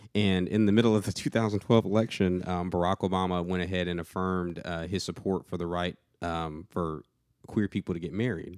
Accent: Atlanta, Georgia, United States; moved away as an adult; now in Murfreesboro, United States; I'm from the Atlanta area.

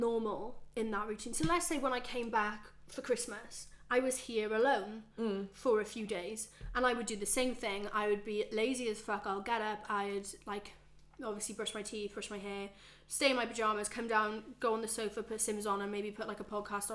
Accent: Wales, United Kingdom; moved away as an adult; even back in Wales, I never felt at home, and back in my hometown

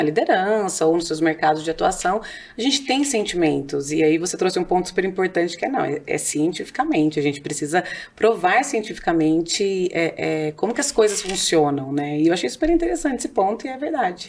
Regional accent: Campinas, São Paulo, Brazil; accent: interior paulista R; vou puxar o R o tempo todo, porque eu sou de Campinas, né? Então, tô aqui do interior

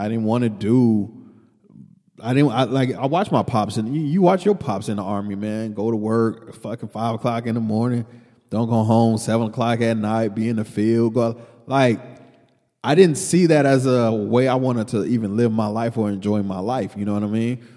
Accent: Killeen, Texas, United States; also born or lived in New York; you and I just growing up in Killeen.

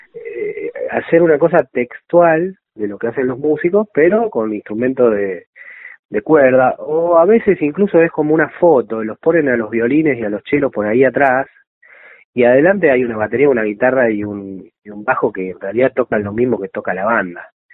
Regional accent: Mendoza, Argentina; yo soy mendocino

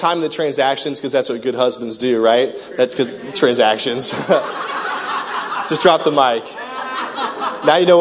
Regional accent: Raytown, Missouri, United States; I grew up in Raytown.

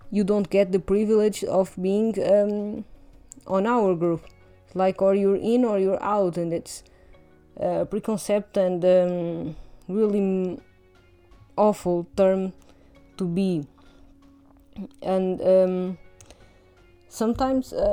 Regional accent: Portugal; accent: Portuguese; English is a second language; even though my accent is a little uh, subtle because i've i've heard english all my life and doesn't get too perceptible

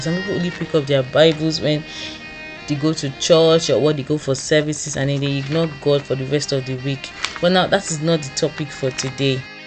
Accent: Osogbo, Osun, Nigeria; I'm a Yoruba girl. I'm from Oshun State, Oshogbo precisely.

